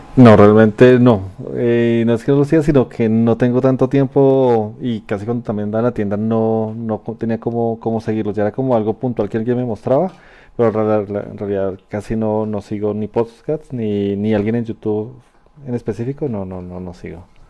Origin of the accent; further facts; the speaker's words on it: Colombia; mi país